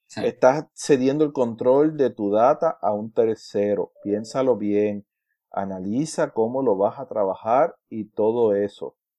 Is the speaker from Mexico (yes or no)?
no; Puerto Rico; yo soy, yo soy boricua.